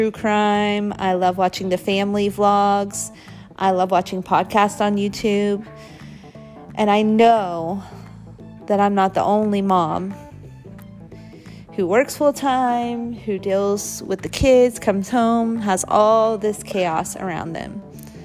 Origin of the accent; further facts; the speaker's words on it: Midwest, United States; I was born and raised in the Midwest